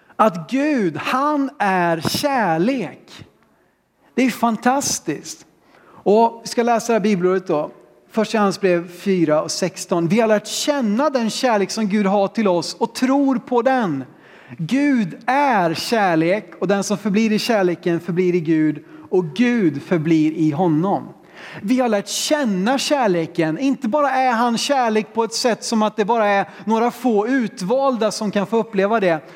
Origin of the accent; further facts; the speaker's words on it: Sweden; vi som vet hur det ska gå till här hemma i Sverige